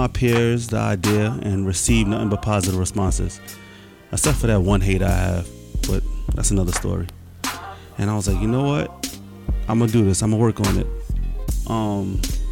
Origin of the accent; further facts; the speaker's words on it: New York City, New York, United States; also born or lived in Bronx / Brooklyn / Queens; I'm from Harlem, I was born and raised, but due to my mother passing away, I left at an early age